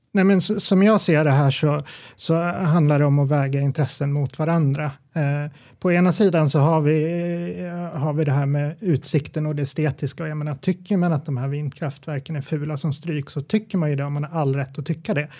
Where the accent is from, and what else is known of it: Gävle, Gävleborg County, Sweden